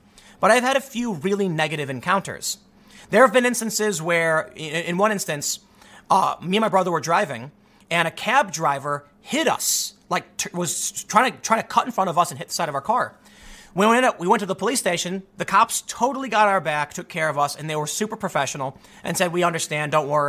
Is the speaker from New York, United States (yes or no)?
no; Chicago, Illinois, United States; I'm from the South Side of Chicago, man. It was a mixed area. We had white people, black people, Latinos, Asians, and the cops don't care what color you are.